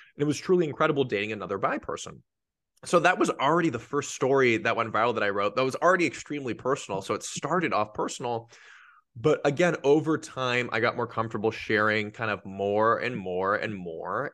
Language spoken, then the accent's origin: English; Los Angeles, California, United States; I grew up in Los Angeles' San Fernando Valley, aka the Valley